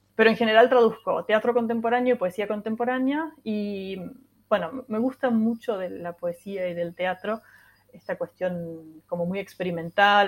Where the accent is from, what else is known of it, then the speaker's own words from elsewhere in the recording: Córdoba, Argentina; accent: cordobés; Yo estoy en Córdoba, sí, sí, soy ah, cordobesa